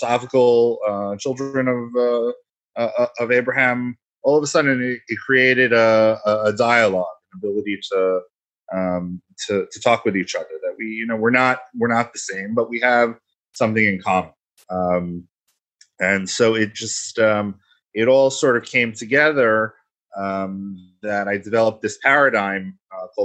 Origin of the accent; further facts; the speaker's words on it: New York, United States; moved away; I'm originally from New York